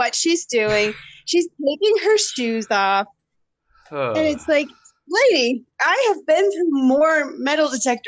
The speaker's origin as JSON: {"language": "English", "area": "across the river from St. Louis", "region": "Illinois", "country": "United States", "tie": "born or raised there", "also_born_or_lived": "Boulder, Colorado", "moved": "as an adult", "said": "I did grow up in Illinois, but like on the river and across the river from St. Louis"}